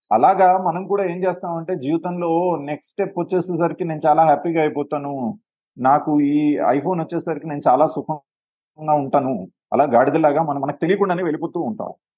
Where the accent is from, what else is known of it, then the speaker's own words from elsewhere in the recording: Hyderabad, Telangana, India; moved away as an adult; now in Sri Lanka; నేను పుట్టి పెరిగింది హైదరాబాద్లోనే